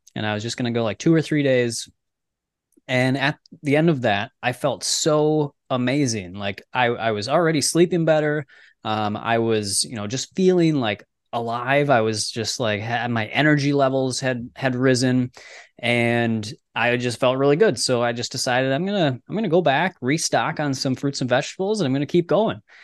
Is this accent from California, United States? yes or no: no; Minnesota, United States; I grew up in Minnesota, so we're like right in the middle of the United States and up by Canada